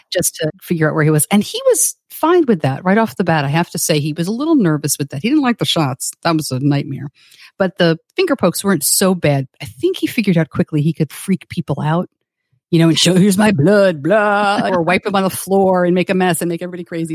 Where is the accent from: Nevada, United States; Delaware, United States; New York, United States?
New York, United States; I grew up just outside of New York City